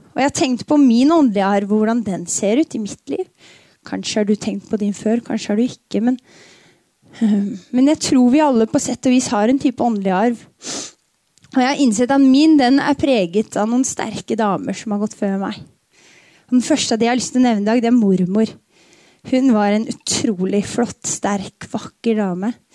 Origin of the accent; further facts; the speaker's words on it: Tønsberg, Vestfold, Norway; Jeg flytta aldri fra Dønsberg